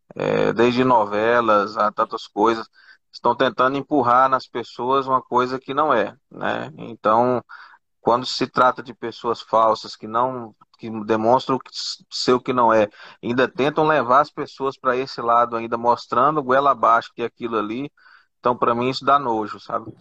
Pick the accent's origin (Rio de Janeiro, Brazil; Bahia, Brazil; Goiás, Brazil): Goiás, Brazil; eu sou do Goiás